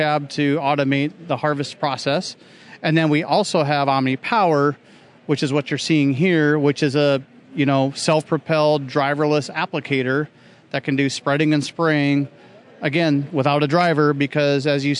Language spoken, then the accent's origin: English; South Dakota, United States; I grew up in South Dakota area